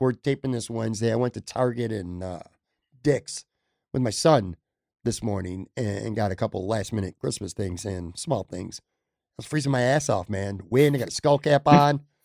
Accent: Buffalo, New York, United States; coming back to my hometown

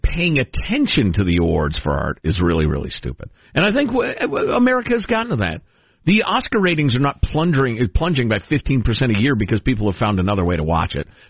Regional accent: Ireland; And I'm an Irishman.

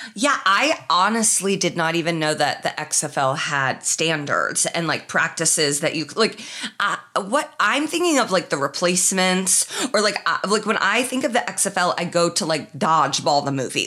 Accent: Midwest, United States; he could tell I was from the Midwest

